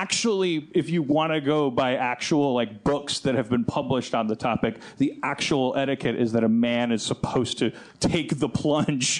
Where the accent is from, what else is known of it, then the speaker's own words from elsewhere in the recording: United States; I'm American